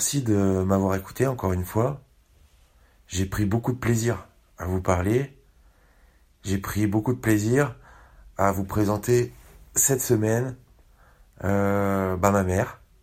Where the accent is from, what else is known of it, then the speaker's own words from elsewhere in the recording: Paris, Île-de-France, France; accent: Parisian; mon accent de parisien, l'accent que j'ai quand je m'adresse à vous